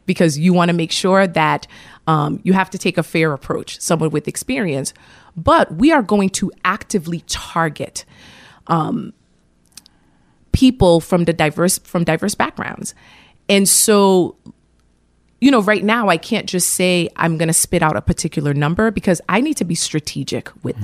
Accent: Providence, Rhode Island, United States; also born or lived in Haiti; I grew up in the city of Providence. It's my hometown. I'm an immigrant.

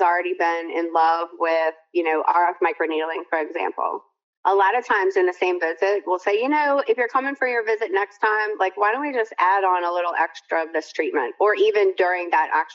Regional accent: Louisiana, United States; I'm from Louisiana, we say lanyap

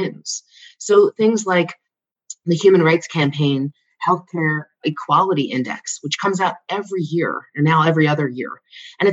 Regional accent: Philadelphia, Pennsylvania, United States; I'm from Philadelphia.

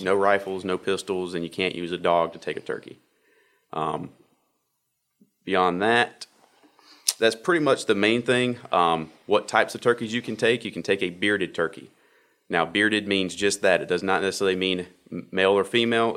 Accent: Wake County and Johnston County, North Carolina, United States; I grew up in Wake County, Wake County and Johnson County

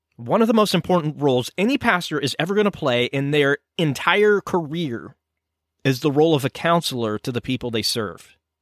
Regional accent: United States; I am an American

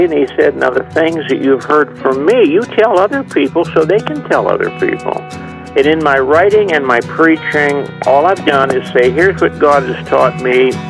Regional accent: East Chicago, Indiana, United States; moved away as an adult; also born or lived in Covington, Kentucky; I was saved in 1945 at a Youth for Christ rally in my hometown, not far from where you are right now, East Chicago, Indiana.

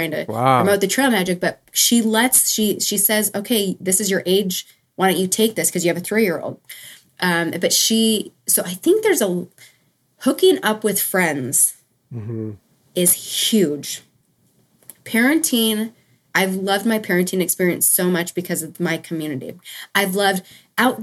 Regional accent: Montana, United States; also born or lived in Billings, Montana / Livingston, Montana; now in Southern California, United States; I grew up in Montana, but I'm in Southern California now

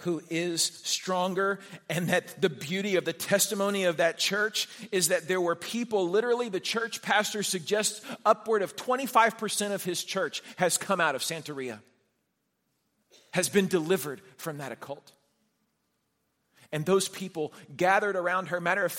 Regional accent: Houston, Texas, United States; I was a 9-year-old kid growing up in the Heights in Houston

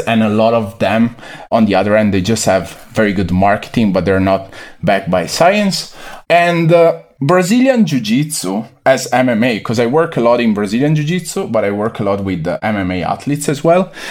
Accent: near Venice, Veneto, Italy; moved away as an adult; also born or lived in Milan, Italy; now in United States; I was born and raised in the Veneto region, a few kilometers from the, the city of, uh, Venice, Venezia, in Italy

